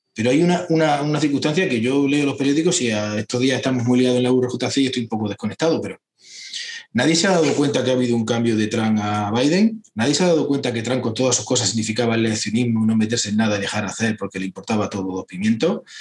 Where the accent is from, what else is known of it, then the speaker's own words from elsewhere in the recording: Hinojosa del Duque, Andalusia, Spain; yo soy andaluz, soy cordobés, soy dinojosa del Duque, los Pedroches